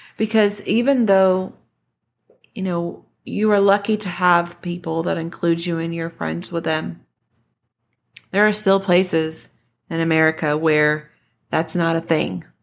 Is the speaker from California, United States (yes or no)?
no; Denton, Texas, United States; This is my hometown. I grew up in Denton